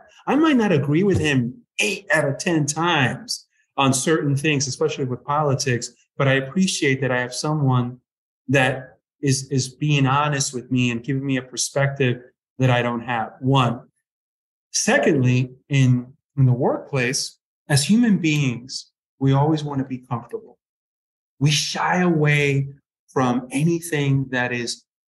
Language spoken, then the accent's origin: English; United States; I grew up right outside New York and spent a lot of time in New York